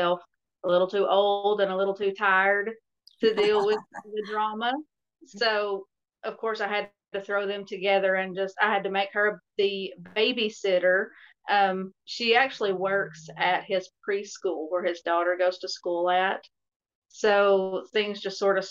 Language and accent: English; Tennessee, United States; I'm actually from Tennessee.